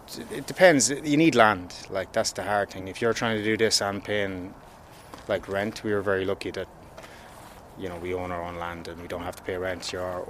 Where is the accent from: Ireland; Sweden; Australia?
Ireland; we're from Ireland.